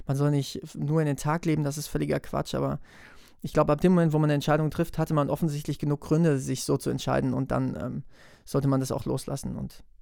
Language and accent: German; Wetzlar, Hesse, Germany; spiele ich ein Neujahrskonzert am 22.01. in meiner Heimatstadt in Wetzlar.